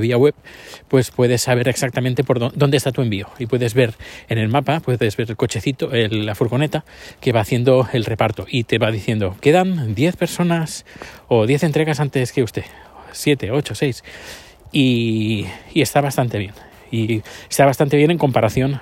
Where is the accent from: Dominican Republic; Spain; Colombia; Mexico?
Spain; moved away as an adult; now in Sweden; cuando salí de España